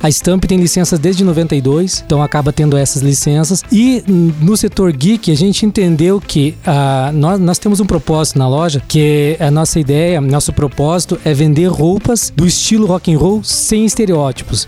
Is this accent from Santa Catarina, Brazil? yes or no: yes; Caçador, Santa Catarina, Brazil; eu sou nascido e criado no Jung, né? Eu, quem é de caçador sabe o que é o Jung